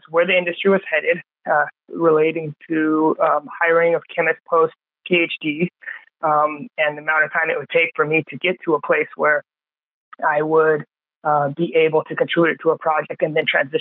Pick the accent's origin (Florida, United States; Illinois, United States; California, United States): California, United States; San Diego; I grew up in San Diego, which is a biotech hub.